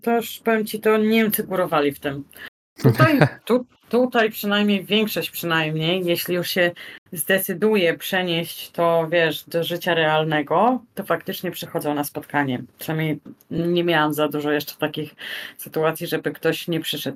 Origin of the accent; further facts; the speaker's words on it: Poland; now in Almada, Portugal; Z Polski